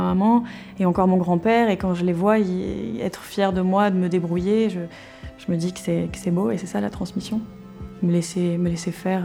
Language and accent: French; Cairanne, Provence-Alpes-Côte d'Azur, France; J'ai grandi à Kéran